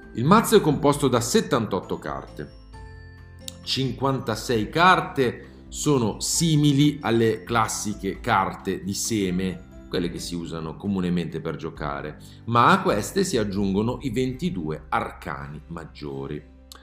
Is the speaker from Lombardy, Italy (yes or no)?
yes; Milan, Lombardy, Italy; da milanese, almeno di nascita